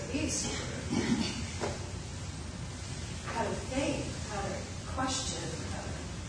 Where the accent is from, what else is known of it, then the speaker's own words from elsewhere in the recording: United States; I'm an American.